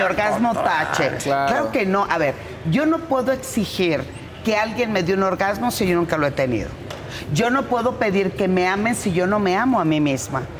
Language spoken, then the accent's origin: Spanish; Culiacán, Sinaloa, Mexico; moved away; mi tierra en Culiacán